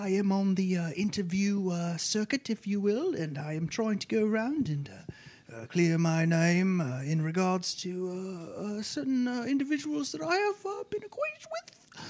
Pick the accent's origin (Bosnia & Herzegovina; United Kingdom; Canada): United Kingdom; thankfully, I am British.